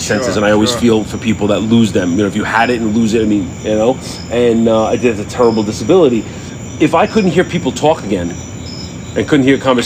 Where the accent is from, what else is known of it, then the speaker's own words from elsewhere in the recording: New Jersey, United States; when we were kids growing up in New Jersey